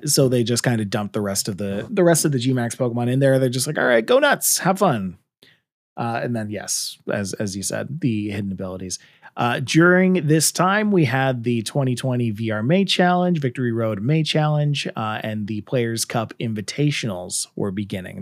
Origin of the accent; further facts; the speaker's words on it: Canada; I'm Canadian